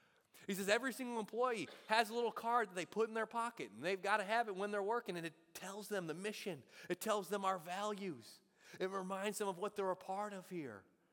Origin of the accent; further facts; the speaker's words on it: Buffalo, New York, United States; moved away; growing up in Buffalo